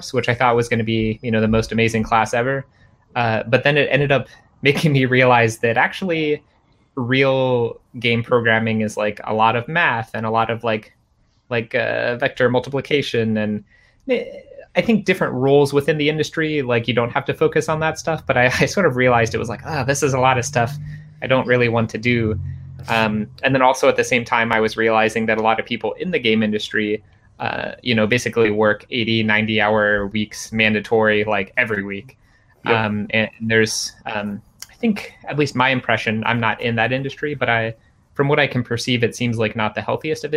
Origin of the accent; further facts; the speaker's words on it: Cincinnati, Ohio, United States; moved away; I'm from Cincinnati